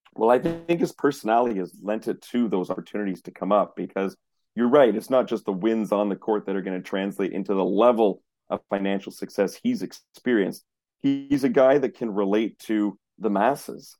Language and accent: English; Montreal, Quebec, Canada; I grew up in Montreal.